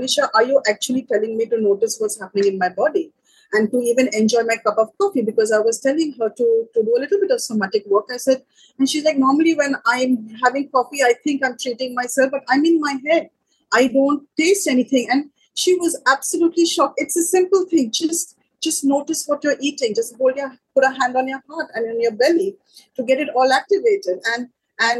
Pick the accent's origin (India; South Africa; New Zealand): India; moved away as an adult; now in Sri Lanka; I'm from India